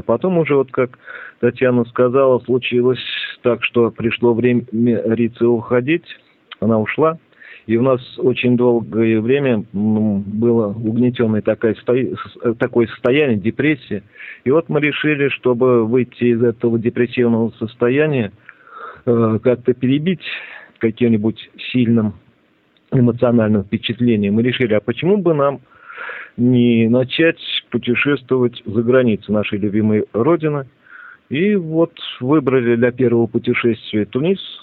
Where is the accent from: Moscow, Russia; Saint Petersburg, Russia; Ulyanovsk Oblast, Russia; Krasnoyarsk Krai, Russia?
Ulyanovsk Oblast, Russia; Ulyanovsk; moved away; Я родом из Ульяновска